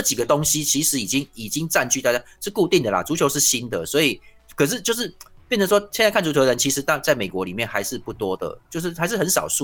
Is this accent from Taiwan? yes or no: yes; Tainan, Taiwan; 像我们台南人的日常